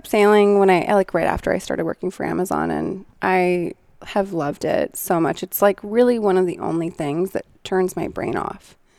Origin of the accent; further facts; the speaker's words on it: Seattle, Washington, United States; When I was growing up in Seattle, I would see the sailboats out on the water